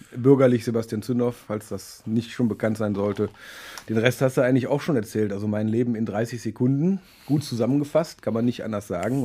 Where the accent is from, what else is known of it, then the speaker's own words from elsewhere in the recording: Düsseldorf, North Rhine-Westphalia, Germany; ich bin aber gebürtiger Düsseldorfer